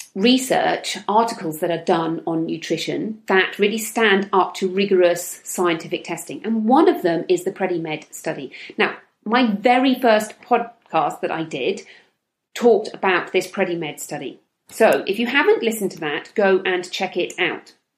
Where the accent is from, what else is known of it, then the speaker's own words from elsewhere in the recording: United Kingdom; I'm from the United Kingdom, where everybody drinks tea